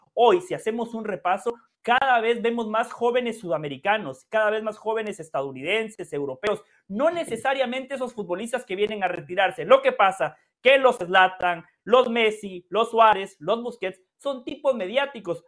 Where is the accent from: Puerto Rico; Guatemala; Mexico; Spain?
Guatemala; soy guatemalteco, soy centroamericano